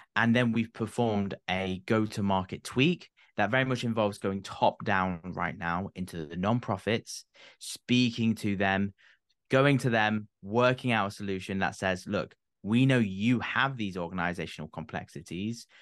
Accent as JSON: {"language": "English", "country": "United Kingdom", "said": "being British myself"}